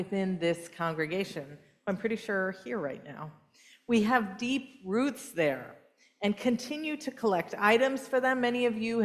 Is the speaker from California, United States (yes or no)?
yes; California, United States; moved away; also born or lived in San Francisco Bay Area; I grew up in California. I was raised in Southern California and the Bay Area, both of them